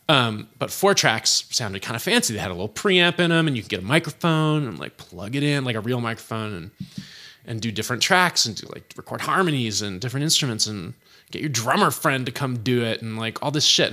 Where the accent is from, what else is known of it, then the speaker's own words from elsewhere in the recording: Berkeley, California, United States; also born or lived in San Francisco / Oakland / Albany, California; By the time I started kindergarten, I was in Berkeley, um, and I went to school there until I graduated Berkeley High.